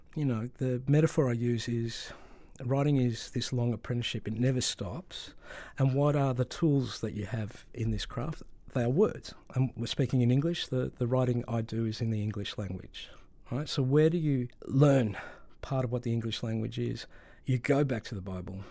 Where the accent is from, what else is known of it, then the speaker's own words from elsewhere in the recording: Melbourne, Victoria, Australia; I grew up in Melbourne in a very, at that time, very migrant community.